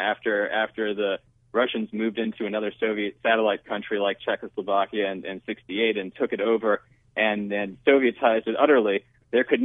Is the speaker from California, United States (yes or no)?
no; Connecticut, United States; I grew up in Connecticut in a very less liberal environment